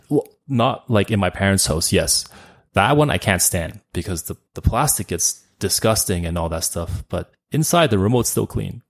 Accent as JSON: {"language": "English", "town": "Calgary", "region": "Alberta", "country": "Canada", "tie": "born or raised there", "also_born_or_lived": "Montreal, Quebec", "said": "I was born in Canada and I've been living here for almost all of my thirty-eight years"}